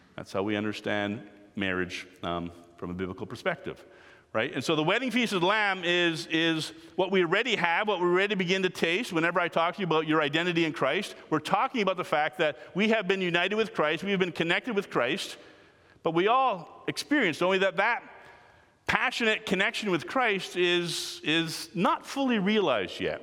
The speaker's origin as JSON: {"language": "English", "country": "Canada", "said": "I am Canadian, we are part of the Commonwealth"}